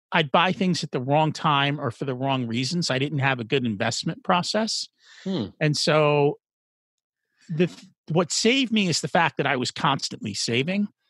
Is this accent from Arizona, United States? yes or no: no; New Jersey, United States; born or raised there; first language English